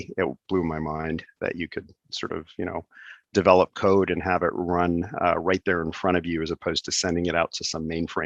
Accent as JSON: {"language": "English", "town": "Montreal", "region": "Quebec", "country": "Canada", "tie": "born or raised there", "said": "born and raised in Montreal."}